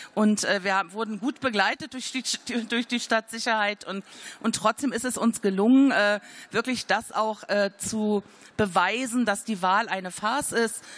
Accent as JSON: {"language": "German", "area": "Rügen", "region": "Mecklenburg-Vorpommern", "country": "Germany", "tie": "born or raised there", "said": "Ich bin 1962 auf der Insel Rügen geboren"}